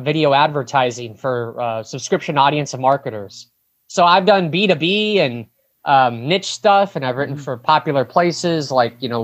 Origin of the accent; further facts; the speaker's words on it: Brainard, Nebraska, United States; moved away as an adult; also born or lived in Lincoln, Nebraska; I'm from Brainerd, Nebraska. It's a town of 300 people, and I lived there for 19 years